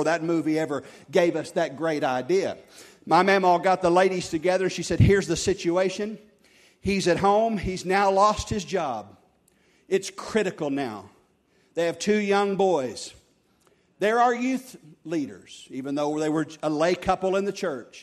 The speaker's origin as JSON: {"language": "English", "region": "Oklahoma", "country": "United States", "tie": "born or raised there", "said": "our church growing up in Oklahoma here"}